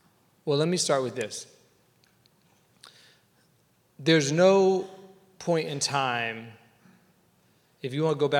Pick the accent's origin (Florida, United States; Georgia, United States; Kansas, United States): Georgia, United States; Atlanta; moved away; where I grew up in Atlanta, two blocks from my house